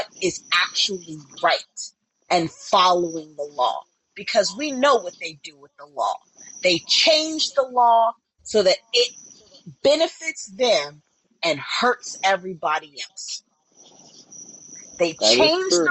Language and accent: English; United States; I have lived abroad, but you know what? At my core, I am an American.